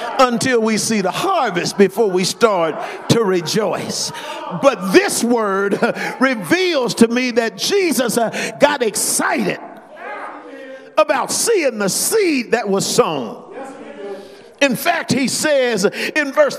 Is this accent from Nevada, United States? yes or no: yes; Las Vegas, Nevada, United States; we're from Las Vegas